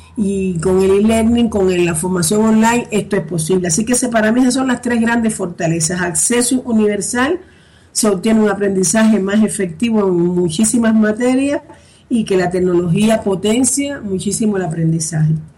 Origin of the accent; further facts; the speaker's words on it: Cuba; accent: Cuban; moved away as an adult; now in Spain; yo soy cubana española, por el acento podrán ver sobre todo cubana